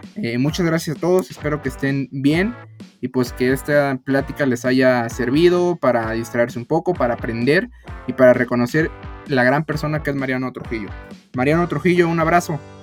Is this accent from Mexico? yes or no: yes; Mexico; nosotros como mexicanos